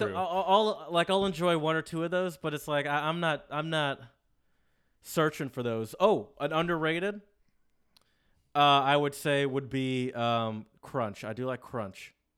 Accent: Michigan, United States; we're both from Michigan.

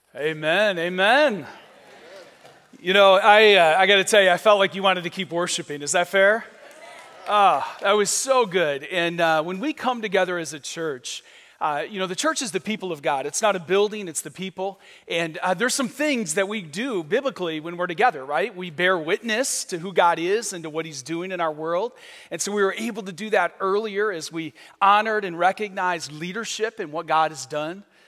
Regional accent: Michigan, United States; moved away as an adult; now in Vero Beach, United States; I'm from Michigan

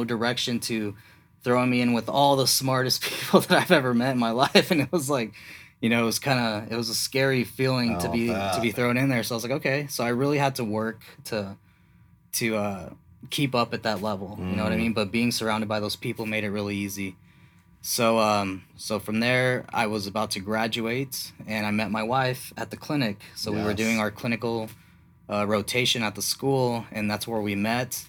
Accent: Ruidoso, New Mexico, United States; moved away as an adult; also born or lived in California; I was 6 or 7 when we moved to New Mexico

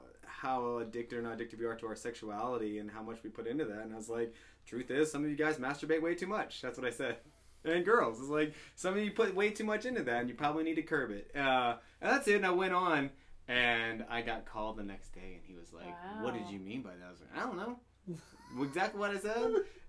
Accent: the South, United States; I'm from the South.

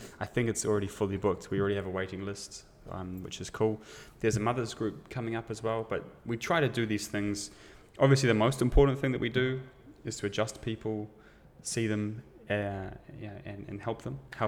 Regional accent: New Zealand; now in Germany; I'm from New Zealand

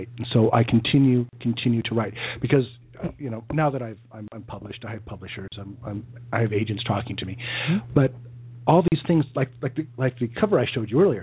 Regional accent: Holladay, Utah, United States; also born or lived in Denmark / Oregon; I was born and raised in the Valley, in Salt Lake, in Holiday.

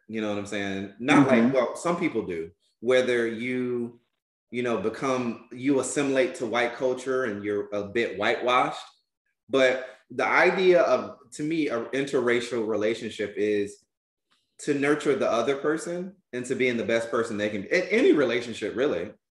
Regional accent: Albany, Georgia, United States; I'm from Albany, Georgia

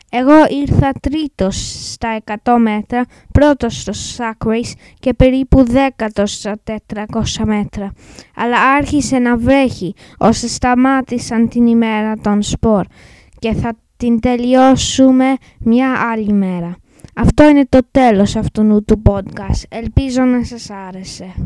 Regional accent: England, United Kingdom; Greek is a second language; είμαι έντεκα και είμαι Άγγλος. Η μαμά μου όμως είναι Ελληνίδα

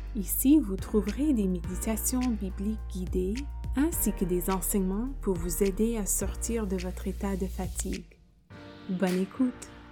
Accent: Canada; accent: anglophone; first language English; French is a second language; also born or lived in Quebec / France; je suis canadienne et l'anglais, c'est ma langue maternelle. Vous pouvez probablement entendre euh, l'accent anglophone

